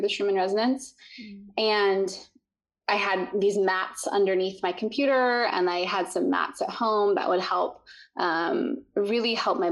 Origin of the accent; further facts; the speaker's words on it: Utah, United States; I grew up in the mountains in Utah